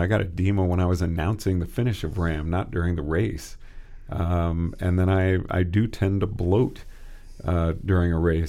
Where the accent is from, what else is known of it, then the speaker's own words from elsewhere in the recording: Texas, United States; moved away; also born or lived in Oregon / Colorado; I grew up in Texas